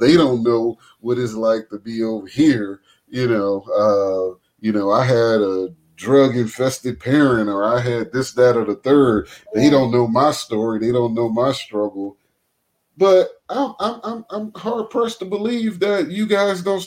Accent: New Orleans, Louisiana, United States; I'm from New Orleans

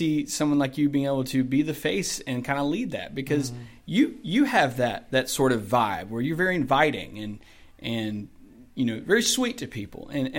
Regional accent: Douglasville, Georgia, United States; also born or lived in Carrollton / Bremen / Temple / North Carolina; now in Villa Rica, United States; I grew up in Douglasville. I lived in Carrollton, Bremen, Temple for about a year, and now Villarica. So I've been able to see all of West Georgia at some capacity.

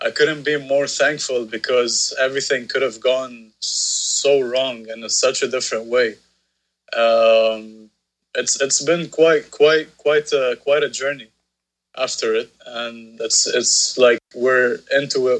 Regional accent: Beirut, Beirut Governorate, Lebanon; … was a band that I grew up watching here in Beirut

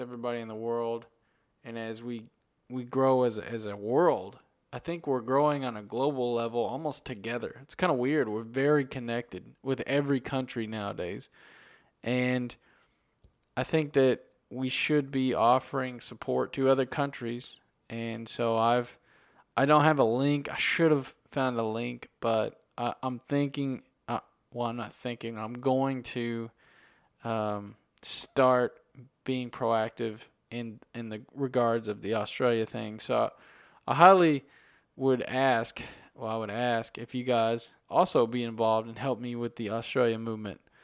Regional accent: United States; I'm from America

